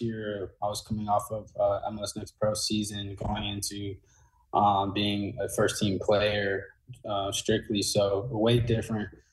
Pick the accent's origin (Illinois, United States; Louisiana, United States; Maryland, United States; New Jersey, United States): New Jersey, United States; now in St. Louis, United States; I'm from Jersey